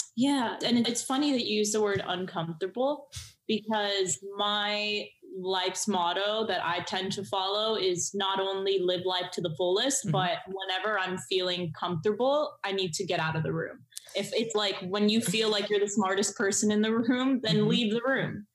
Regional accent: Miami, Florida, United States; I grew up in Miami.

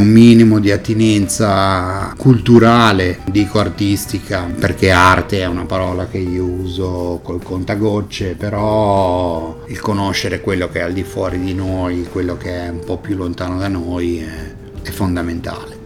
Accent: Genoa, Liguria, Italy; Sono nato a Genova, so però di madre francese, so, ho la doppia nazionalità.

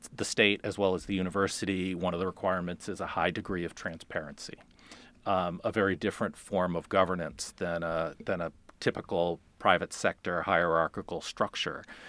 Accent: Boston, Massachusetts, United States; moved away as an adult; also born or lived in Farmington, Maine; now in Maine, United States; I'm originally from the Boston area

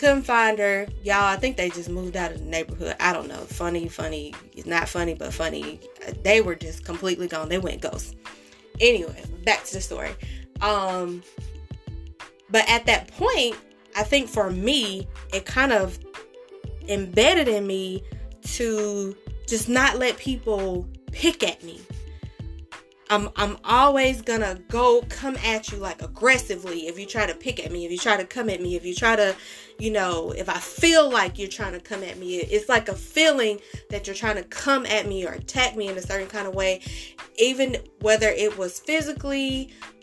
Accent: California, United States; Growing up in California

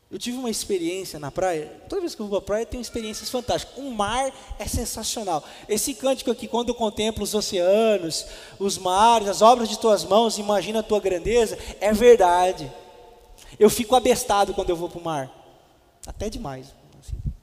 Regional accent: Presidente Venceslau, São Paulo, Brazil; now in Botucatu, Brazil; eu sou de Presidente Venceslau, 364 km

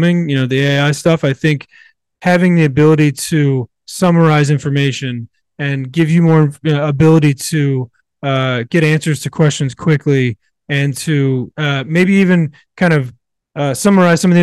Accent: Virginia, United States; I grew up in Virginia, in the South, in the middle of nowhere

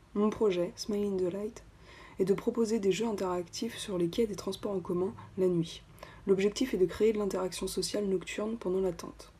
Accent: Nantes, Pays de la Loire, France; je suis nantaise

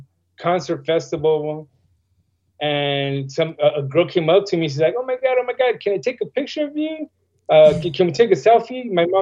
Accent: León, Guanajuato, Mexico; also born or lived in Lakeview Terrace / Pacoima; now in United States; You know, I was born in Lakeview Terrace, grew up in León, Guanajuato. Well, actually, when I turned one, we were living in Pacoima. My dad moved us to León, Guanajuato, Mexico.

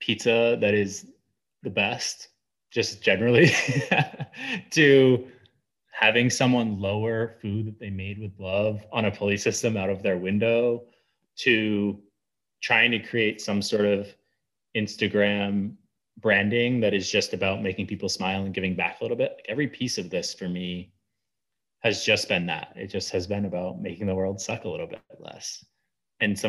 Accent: Southern Maine, United States; I grew up in Southern Maine

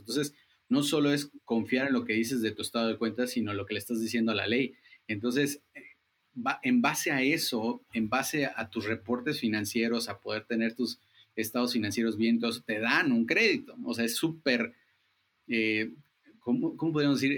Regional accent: Chiapas, Mexico; somos chiapanecos ayudando a chiapanecos

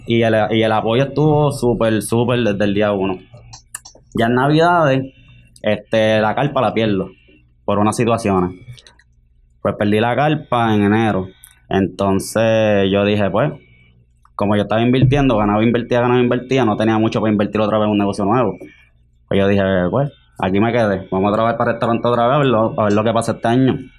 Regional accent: Guaynabo, Puerto Rico; de Guaynabo también

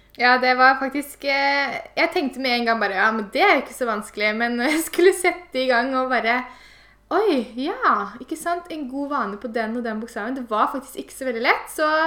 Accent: Eastern Norway, Norway; moved away; når jeg var hjemme på Østlandet

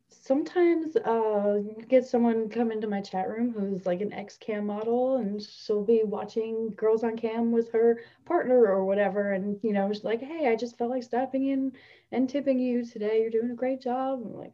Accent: New Jersey, United States; I'm from Central Jersey

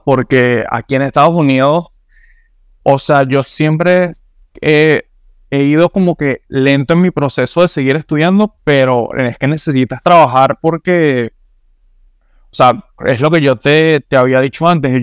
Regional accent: Venezuela; now in Miami, United States; mi pasaporte venezolano

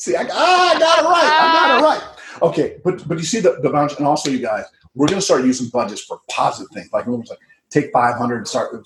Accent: Midwest, United States; moved away; I grew up in the Midwest, and I grew up in a very cold climate, the Midwest

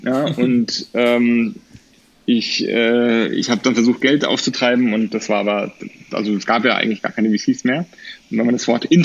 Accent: Erlangen, Bavaria, Germany; habe deswegen äh, Zivildienst gemacht an der Kinderklinik in Erlangen, wo ich herkomme.

